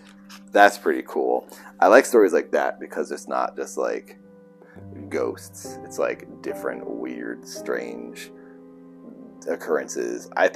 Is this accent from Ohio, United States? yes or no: no; Milford, Massachusetts, United States; That's like me, from Milford, Massachusetts.